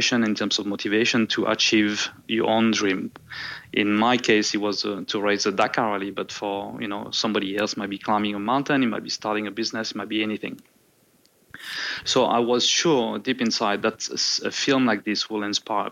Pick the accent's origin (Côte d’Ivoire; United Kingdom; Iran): Côte d’Ivoire; born or raised there; moved away as an adult; also born or lived in Marseille, France / San Diego, California, United States; now in Nelson Bay, Australia